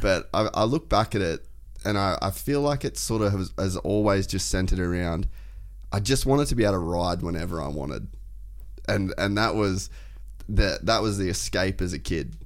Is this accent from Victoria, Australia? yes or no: no; Cairns, Queensland, Australia; I grew up in Cairns, uh, North Queensland